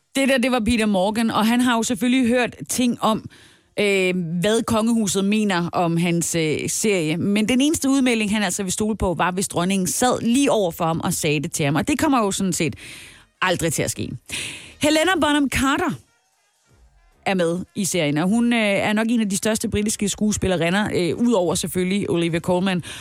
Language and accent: Danish; Denmark